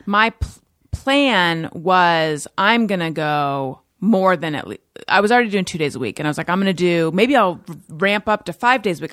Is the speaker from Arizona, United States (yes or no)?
no; Orange County, California, United States; Orange County, California.